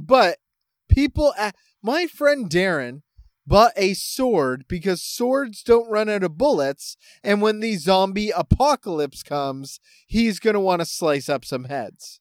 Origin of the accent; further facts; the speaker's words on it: Canada; I am Canadian